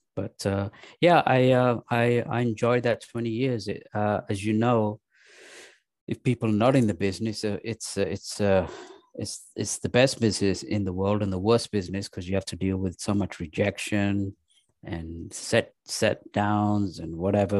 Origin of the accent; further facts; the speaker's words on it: England, United Kingdom; moved away as an adult; also born or lived in Pakistan; now in United States; I was raised in England